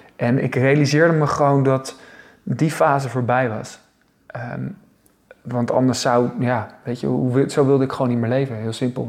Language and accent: Dutch; Zoeterwoude, South Holland, Netherlands; now in Leiden, Netherlands; ik kom eigenlijk uit Zoeterwoude, hè? Zoeterwoude dorp